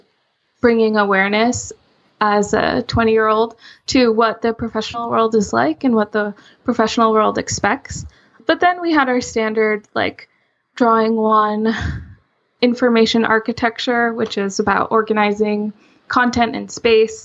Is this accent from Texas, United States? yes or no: no; Rhode Island, United States; I'm from Rhode Island